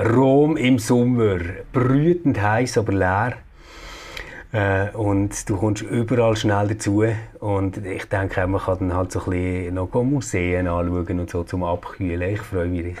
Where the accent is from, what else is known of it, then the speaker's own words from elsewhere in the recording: Bern, Switzerland; bei uns in Bern